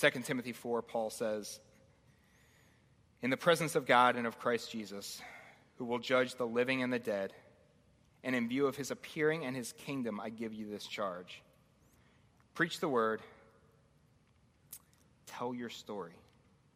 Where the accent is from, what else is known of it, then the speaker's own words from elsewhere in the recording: Baltimore, Maryland, United States; moved away as an adult; I grew up in Baltimore, or just outside Baltimore. I was there for about 25 years when I moved up here.